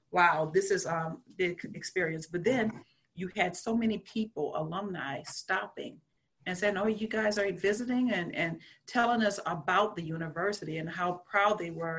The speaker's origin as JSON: {"language": "English", "region": "Louisiana", "country": "United States", "tie": "born or raised there", "said": "growing up in Louisiana, I grew up Catholic"}